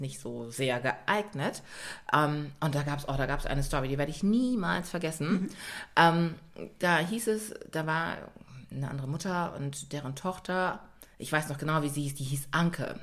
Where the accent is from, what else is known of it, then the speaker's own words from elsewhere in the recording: Germany; also born or lived in Ghana (parents' origin); Ich bin ja bei Pflegeeltern groß geworden und äh, zu denen bin ich gekommen, da war ich fünf Monate alt. Und aber tatsächlich haben wir in Stadthoop gelebt